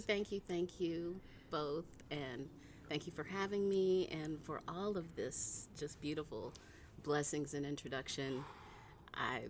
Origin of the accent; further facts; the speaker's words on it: Cleveland, Ohio, United States; moved away as an adult; also born or lived in California; now in Oakland, United States; I was born and raised in Cleveland, Ohio